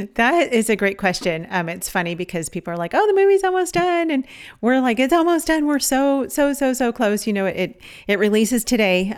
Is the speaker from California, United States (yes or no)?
yes; Los Angeles County, California, United States; moved away; also born or lived in Savannah; we're from California. We're from Los Angeles County